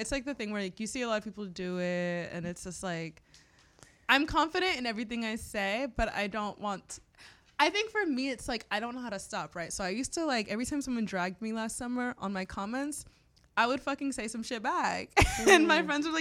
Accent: Florida, United States; now in New York, United States; I'm from Florida.

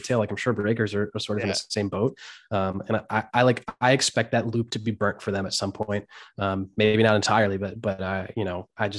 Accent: Hershey, Pennsylvania, United States; We're both from Hershey, Pennsylvania

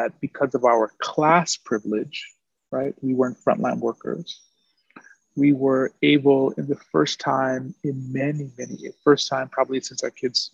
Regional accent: New York City, New York, United States; now in Oakland, United States; I am from Brooklyn, New York

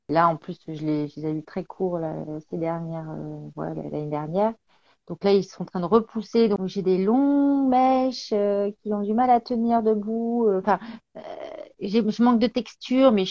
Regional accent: Béthune, Hauts-de-France, France; Et en fait, je suis une ch'ti. Voilà.

